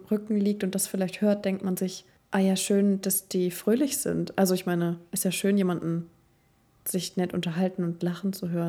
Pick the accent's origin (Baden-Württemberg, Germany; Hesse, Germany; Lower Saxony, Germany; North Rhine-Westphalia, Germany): Lower Saxony, Germany; Cuxhaven; moved away; ich komme ja aus dem Norden. Aus Cuxhaven. Von der Nordsee. Von der Nordseeküste.